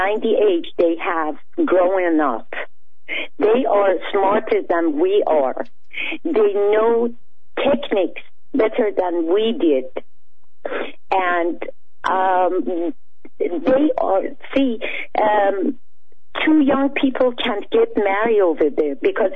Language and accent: English; Iran; moved away; I am proud to be Iranian. Even they killed my father, even they executed him